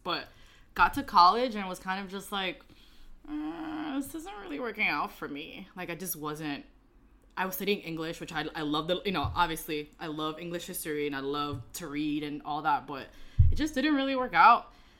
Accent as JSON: {"language": "English", "town": "New York City", "region": "New York", "country": "United States", "tie": "born or raised there", "said": "And I'm born and raised in the Bronx. And I grew up in the projects"}